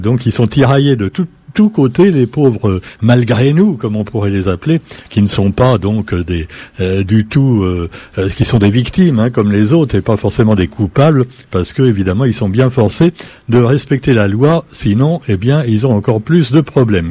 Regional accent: Réunion

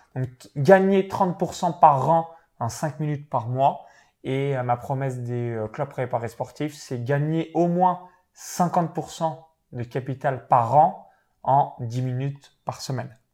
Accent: Chalon-sur-Saône, Bourgogne-Franche-Comté, France; j'ai grandi dans une petite ferme proche de Chalon-sur-Saône en Saône-et-Loire

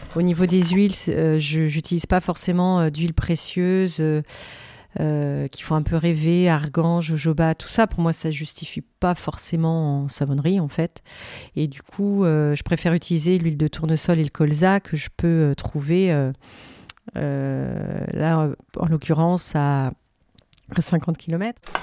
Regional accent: Vendée, Pays de la Loire, France; je suis originaire d'Esnay, en Vendée. donc j'habitais euh, j'ai passé mon enfance euh, à la campagne.

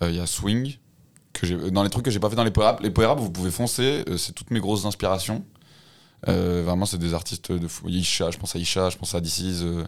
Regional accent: Lyon, Auvergne-Rhône-Alpes, France; je suis lyonnais de base. enfin, euh, enfin, j'ai- je suis pas mal resté à Lyon.

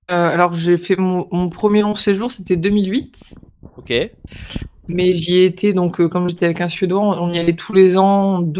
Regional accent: Marseille, Provence-Alpes-Côte d'Azur, France; bah, bon, on peut commencer par le fait que j'ai grandi à Marseille.

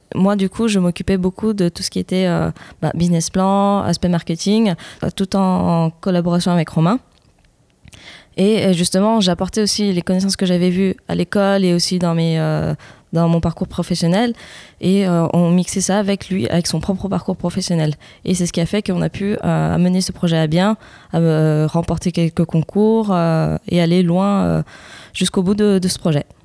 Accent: France; on a grandi en France et pas mes parents

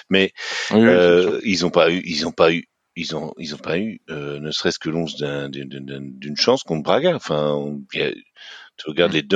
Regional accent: Rennes, Brittany, France; bon, après, je dirais en tant que Rennais, hein

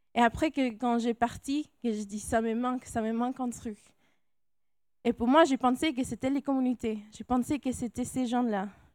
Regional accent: California, United States; accent: American, Latino; French is a second language; moved away as an adult; also born or lived in Grenoble, France; now in France; moi, je suis née en Californie. Alors, c'est pour ça mon accent américain, latino

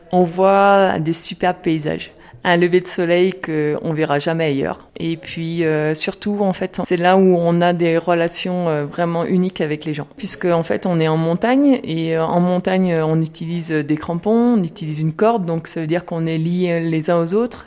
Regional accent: the Alps, France; moved away as an adult; now in La Paz, Bolivia; On est des Alpes

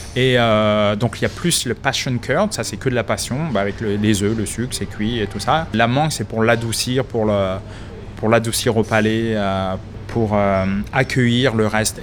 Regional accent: France; also born or lived in Boston; now in Melbourne, Australia; en tant que bon français

